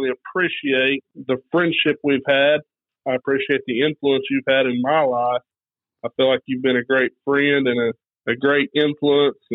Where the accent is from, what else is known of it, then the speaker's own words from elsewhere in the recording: Kellyville, Oklahoma, United States; I grew up in Kellyville, Oklahoma, going to church my whole life here at Kellyville